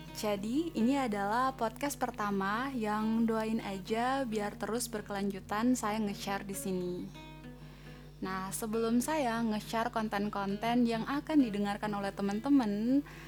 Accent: Fakfak, West Papua, Indonesia; moved away as an adult; also born or lived in Ambon; now in Yogyakarta, Indonesia; Lahir di Ambon tahun sembilan puluh delapan. Kalau ditanya umurnya sekarang udah dua puluh dua tahun, otownya dua puluh tiga tahun. Besar di Fakfak, Provinsi Papua Barat

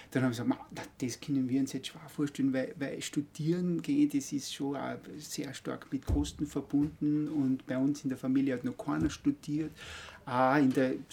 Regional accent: Altenmarkt im Pongau, Salzburg, Austria; also born or lived in Graz, Austria; komme aus Oldenmarkt, aus dem Innergebirg. Bin in Oldenmarkt aufgewachsen

